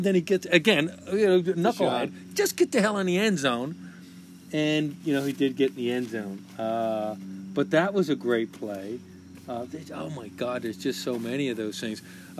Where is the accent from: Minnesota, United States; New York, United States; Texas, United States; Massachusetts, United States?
Massachusetts, United States; Boston; we're from Boston.